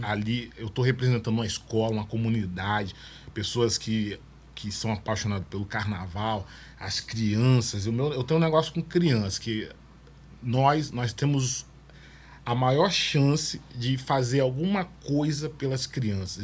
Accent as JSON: {"language": "Portuguese", "town": "Vitória", "region": "Espírito Santo", "country": "Brazil", "tie": "born or raised there", "also_born_or_lived": "Rio de Janeiro", "said": "eu vim do Rio de Janeiro pro Morro do Moscoso, que eu morei no Morro do Moscoso"}